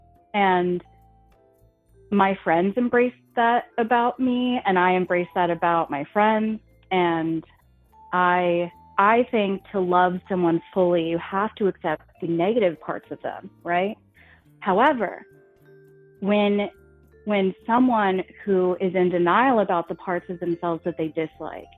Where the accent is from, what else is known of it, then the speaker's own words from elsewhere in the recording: New Jersey, United States; I'm from New Jersey